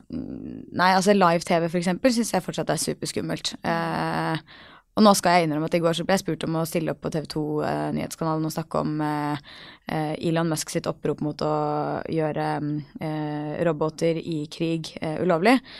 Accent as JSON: {"language": "Norwegian", "country": "Norway", "also_born_or_lived": "New York, United States", "said": "jeg jo norsk"}